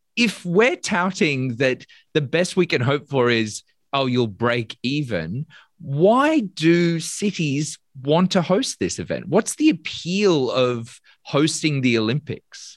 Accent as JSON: {"language": "English", "country": "Australia", "said": "people of of my generation's experience of Sydney and of of being an Australian"}